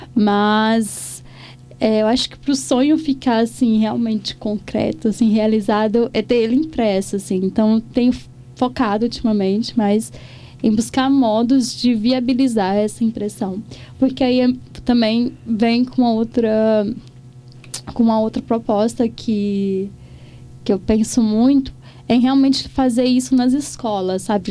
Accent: Cachoeira do Brumado, Minas Gerais, Brazil; meu pertencimento àquele ao distrito de Cachoeira do Brumado

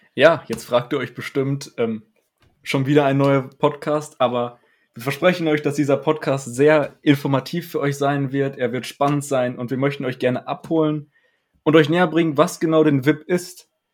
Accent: Dinslaken, North Rhine-Westphalia, Germany; ich komme ja aus Dietzlaken

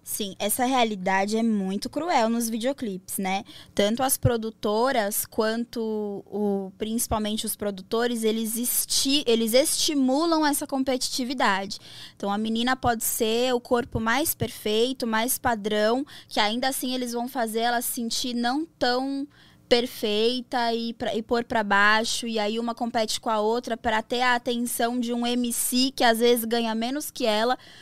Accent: São Paulo, Brazil; Eu tenho 27 anos, sou de São Paulo

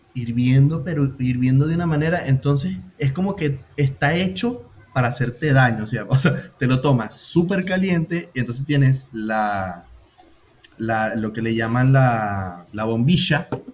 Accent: Venezuela; now in Buenos Aires, Argentina; Soy más venezolano que, que la caragota

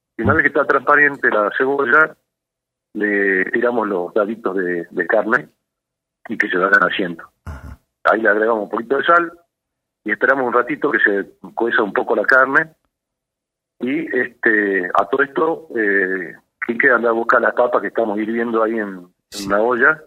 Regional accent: Salta, Argentina; yo me crié en Salta, nací en Salta

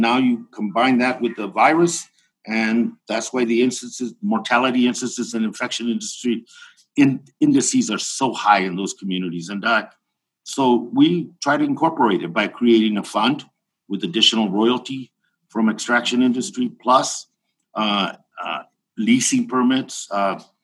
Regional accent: Tucson, Arizona, United States; here in my hometown of Tucson, Arizona

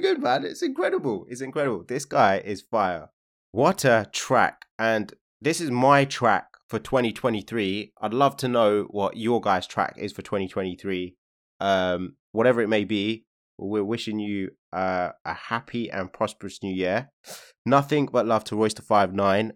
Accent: Hounslow, London, United Kingdom; I'm from Hounslow

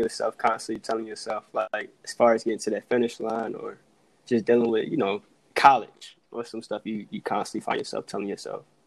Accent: Virginia, United States; moved away as an adult; also born or lived in North Carolina; now in Atlanta, United States; born and raised in Virginia went to school in North Carolina.

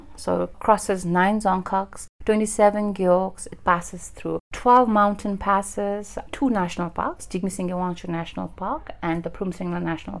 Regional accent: Lhuntse, Bhutan; moved away; also born or lived in Thimphu; my family migrated from Lhunsi. That's where I'm from

